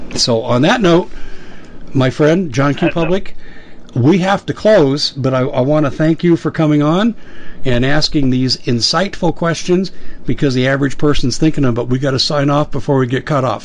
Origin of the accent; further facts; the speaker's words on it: Aurora, Colorado, United States; In Aurora, Colorado, my hometown